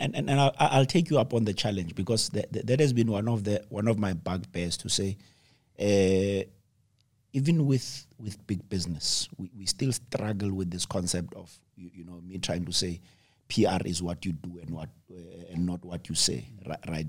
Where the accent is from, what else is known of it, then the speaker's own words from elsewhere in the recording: South Africa; as South African entrepreneurs